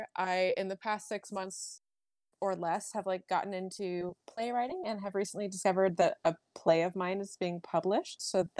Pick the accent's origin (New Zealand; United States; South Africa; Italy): United States; Virginia Beach, Virginia; also born or lived in Bethesda, Maryland; I was born in Bethesda, Maryland. My dad was in the Navy for like almost 30 years. I don't remember any of Maryland, though. I pretty much was raised in Virginia Beach, Virginia.